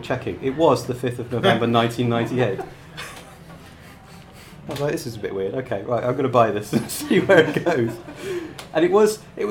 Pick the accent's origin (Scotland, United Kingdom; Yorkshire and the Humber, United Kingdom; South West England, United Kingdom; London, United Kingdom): South West England, United Kingdom; Gloucestershire; moved away as an adult; also born or lived in Cardiff / Bristol; I grew up in a small town in Gloucestershire with no comic shop